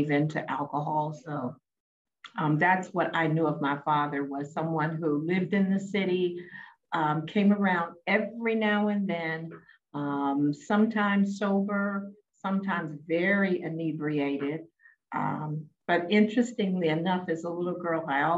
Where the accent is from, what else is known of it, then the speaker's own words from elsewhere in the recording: Baltimore, Maryland, United States; I'm originally from Baltimore, Maryland, the inner city